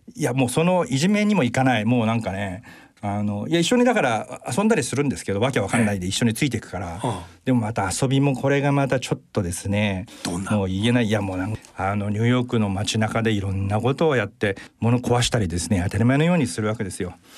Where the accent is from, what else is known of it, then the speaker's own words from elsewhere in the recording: Tokyo, Japan; 瀬田あのから通ってたので基本的にはあの瀬田出身です